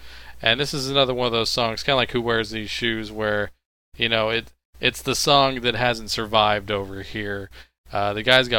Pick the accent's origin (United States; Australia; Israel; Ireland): United States; Texas; I'm from Texas.